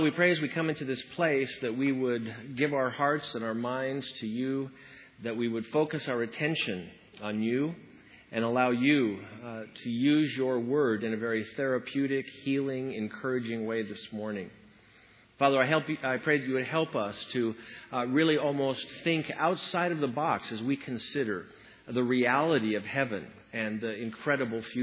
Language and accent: English; Washington, United States; my home state of Washington